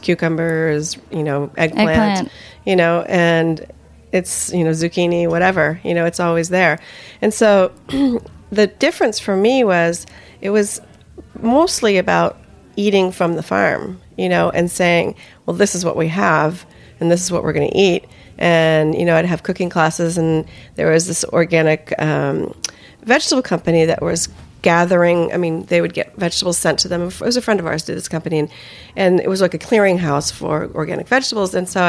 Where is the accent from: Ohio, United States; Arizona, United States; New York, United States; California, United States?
California, United States; Palo Alto; moved away as an adult; also born or lived in Atherton, California; now in Japan; No, I'm from Palo Alto. Palo Alto. Atherton, actually, but yeah. I was born in Palo Alto.